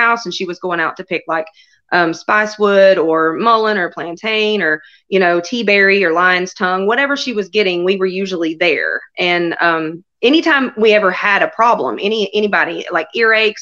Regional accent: North Cove, North Carolina, United States; where I grew up in North Cove, you are 20 minutes from any kind of store

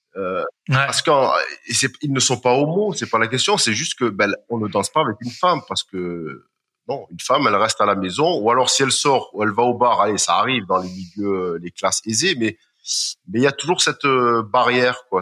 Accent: France; also born or lived in Marseille / Strasbourg; en tant que Français, Européen, occidental

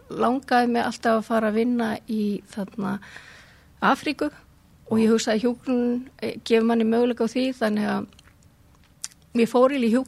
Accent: Reykjavík, Capital Region, Iceland; Ég, sem sagt, ég er hérna úr Reykjavík

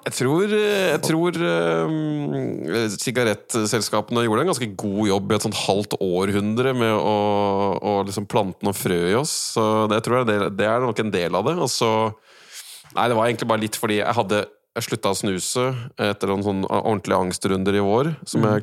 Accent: Norway; som en nordmann

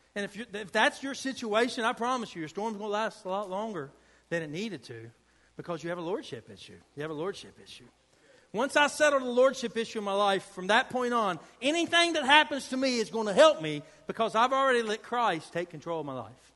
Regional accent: United States; I'm from Boone County

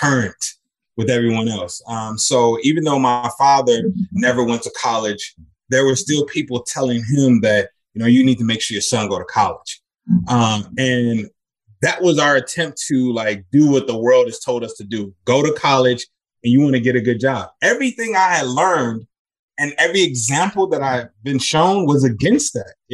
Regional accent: Chicago, Illinois, United States; I'm from Chicago

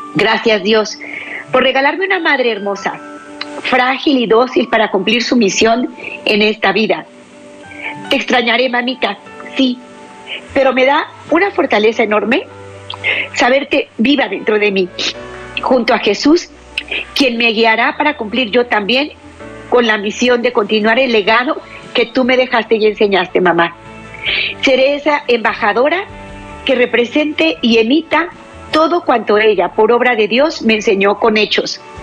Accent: Mexico; aquí en mi país, México

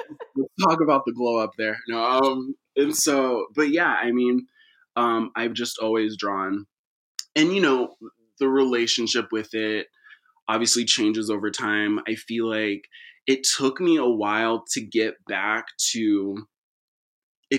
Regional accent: San Leandro, California, United States; also born or lived in Castro Valley / Sacramento; my childhood was split between growing up in the Bay. I grew up in San Leandro, and then a Castro Valley just up over the hill.

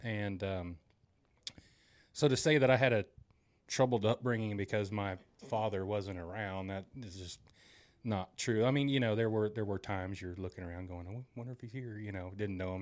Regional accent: Broken Arrow, Oklahoma, United States; I grew up here in Broken Arrow, or in Broken Arrow

